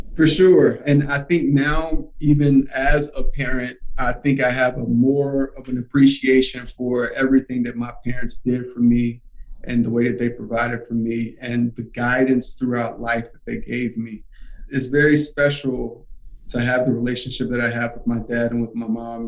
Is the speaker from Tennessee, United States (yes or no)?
yes; Alcoa, Tennessee, United States; I grew up in Alcoa, Tennessee, which is right outside of Knoxville.